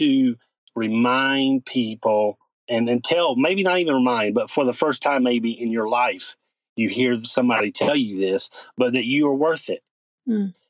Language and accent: English; North Carolina, United States; born and raised in North Carolina. That's where I currently am